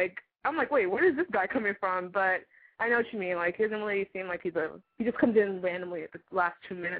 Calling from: Brentwood, California, United States; I'm 19 and I'm calling from Brentwood.

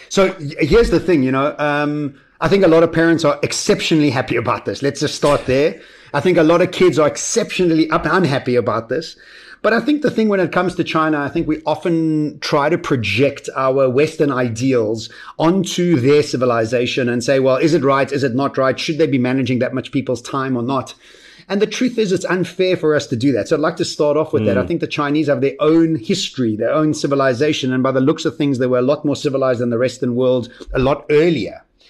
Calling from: Vilnius, Vilnius County, Lithuania; I'm coming in from Vilnius in Lithuania

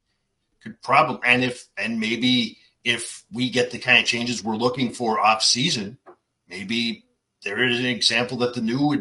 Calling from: Dartmouth, Nova Scotia, Canada; Dartmouth, Nova Scotia, Canada.

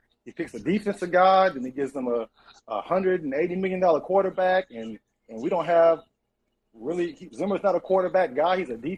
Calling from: Louisville, Kentucky, United States; I'm in Louisville, Kentucky, man.

